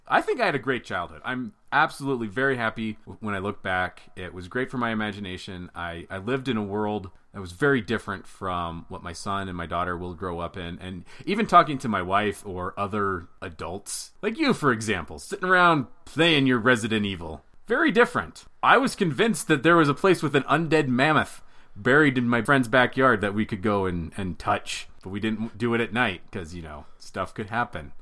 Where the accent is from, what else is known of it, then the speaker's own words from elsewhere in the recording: Pocatello, Idaho, United States; moved away; also born or lived in Utah; I went back to Pocatello, my hometown, about a month ago with my family